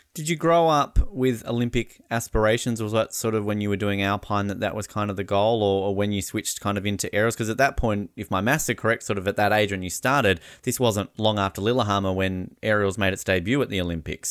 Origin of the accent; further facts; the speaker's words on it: Australia; as an Australian